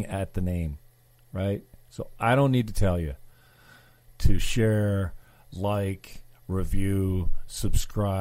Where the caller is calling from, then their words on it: St. Catharines, Ontario, Canada; I'm calling from St. Catharines. I'm calling from the north end, Port Dalhousie